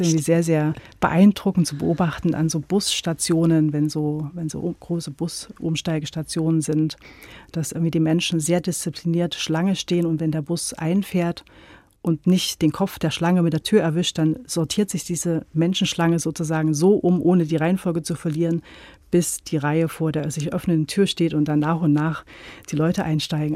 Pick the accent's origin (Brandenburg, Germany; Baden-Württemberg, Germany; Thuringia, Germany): Thuringia, Germany; Gera; now in Leipzig, Germany; ich bin ja in Gera aufgewachsen